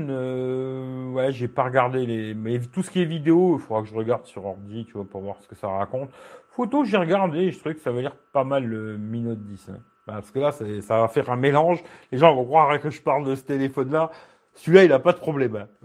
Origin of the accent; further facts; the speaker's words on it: Belgium; oui, oui, je suis belge.